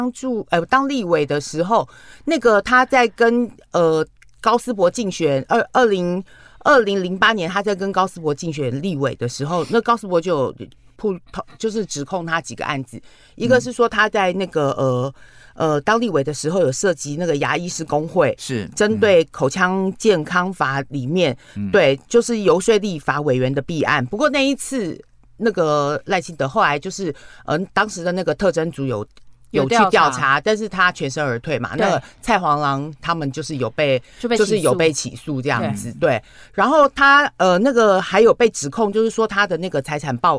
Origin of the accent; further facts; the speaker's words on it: Tainan, Taiwan; 我觉得你，我觉得你是我台南人的耻辱，我就不进去。